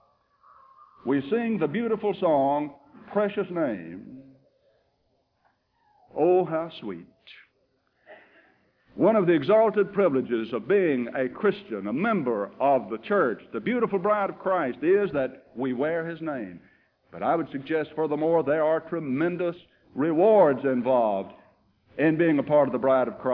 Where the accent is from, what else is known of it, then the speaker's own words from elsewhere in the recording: United States; As an American